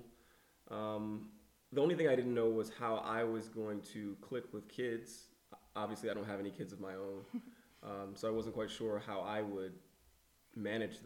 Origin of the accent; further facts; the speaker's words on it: Baltimore, Maryland, United States; moved away as an adult; now in Madrid, Spain; I'm from Baltimore, Maryland, USA